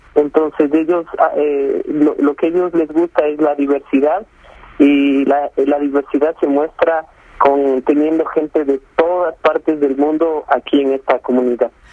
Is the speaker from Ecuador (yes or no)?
yes; Ecuador; moved away as an adult; now in Saudi Arabia; Yo soy el único ecuatoriano registrado en una universidad eh, aquí en Arabia Saudita.